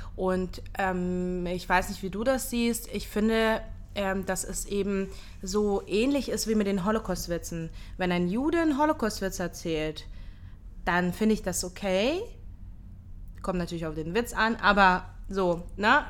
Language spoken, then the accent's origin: German; Hamburg, Germany; moved away as an adult; also born or lived in Ukraine; now in Israel; ich bin äh, in der Ukraine geboren, mit zehn Jahren nach Deutschland ausgewandert, in Hamburg aufgewachsen